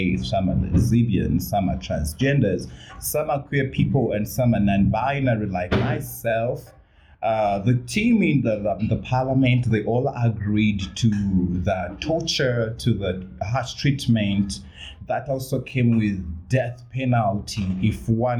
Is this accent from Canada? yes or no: no; Uganda; moved away as an adult; I'm a Ugandan and I come from Uganda